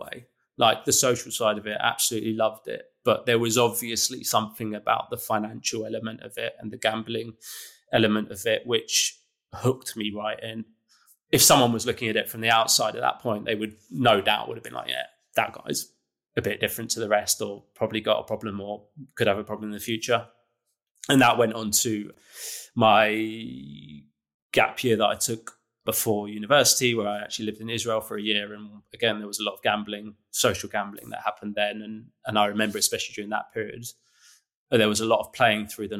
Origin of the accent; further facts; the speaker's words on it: London, United Kingdom; I'm born and bred in London. You know, I've grown up in London, lived here all my life